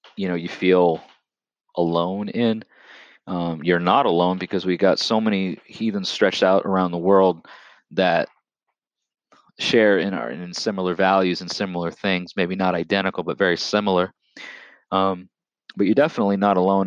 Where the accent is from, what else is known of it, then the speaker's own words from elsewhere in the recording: Long Island, New York, United States; also born or lived in Lower Hudson Valley, Orange County, New York; I'm originally from the state of New York. Okay, I'm, I'm from the United States of America, born and raised on Long Island